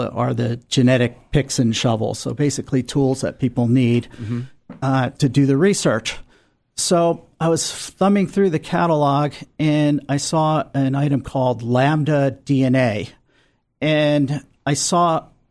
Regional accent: New Jersey, United States; moved away as an adult; also born or lived in Philadelphia, Pennsylvania; now in San Diego, United States; I grew up on the East Coast, and I grew up in that famous state of New Jersey

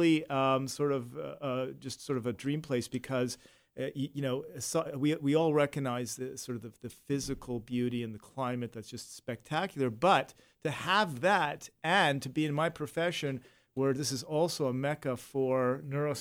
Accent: Toronto, Ontario, Canada; moved away as an adult; now in San Diego, United States; I was born and raised in Toronto, Canada

